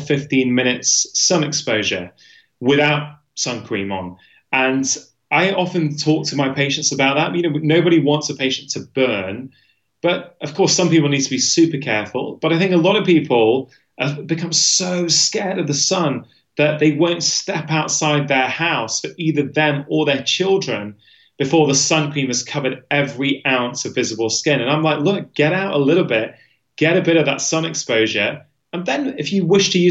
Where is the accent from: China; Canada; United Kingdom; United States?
United Kingdom; my perception as a Brit